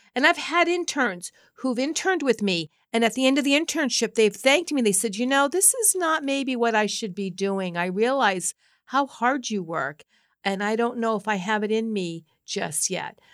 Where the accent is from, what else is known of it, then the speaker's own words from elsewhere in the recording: Norwood, Massachusetts, United States; also born or lived in Boston, South End / Ohio; I grew up in Norwood, went to school in Norwood